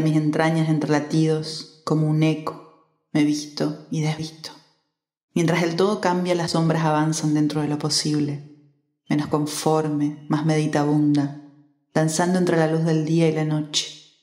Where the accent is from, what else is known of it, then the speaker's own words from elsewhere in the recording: Corrientes, Argentina; now in Brazil; más cerca de mi ciudad natal